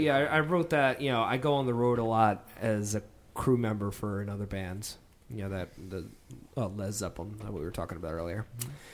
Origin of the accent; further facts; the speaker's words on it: New Jersey, United States; we're from Jersey